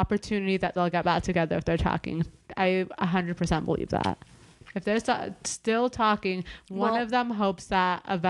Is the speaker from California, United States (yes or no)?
yes; Beverly Hills, California, United States; I'm from Beverly Hills